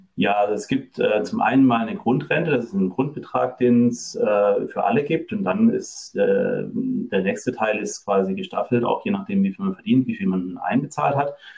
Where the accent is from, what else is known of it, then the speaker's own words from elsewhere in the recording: Germany; moved away as an adult; also born or lived in France; now in Norway; Ursprünglich komme ich aus Deutschland